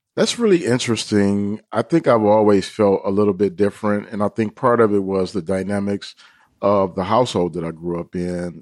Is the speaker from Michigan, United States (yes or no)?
yes; Detroit, Michigan, United States; where we were growing up in Detroit